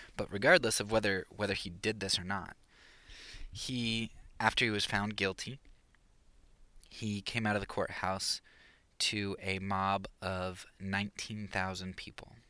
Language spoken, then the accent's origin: English; Pennsylvania, United States; moved away; I was from Pennsylvania